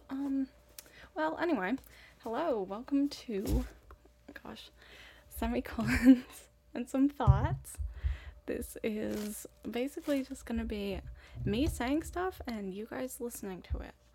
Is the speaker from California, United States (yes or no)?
no; Boston, Massachusetts, United States; also born or lived in East Africa; I was raised in Boston for the first seven years of my life, and then in East Africa until I moved back to the States for college.